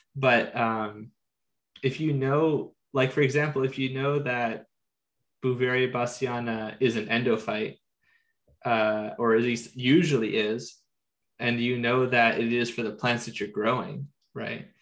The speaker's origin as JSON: {"language": "English", "town": "San Diego", "region": "California", "country": "United States", "tie": "born or raised there", "said": "I am born and raised in San Diego, so I live in the subtropical zone"}